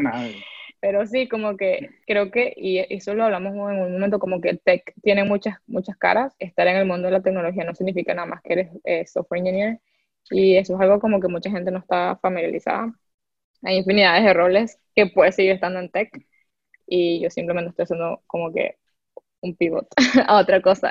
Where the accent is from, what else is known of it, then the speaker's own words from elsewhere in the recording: Venezuela; moved away; como muchos venezolanos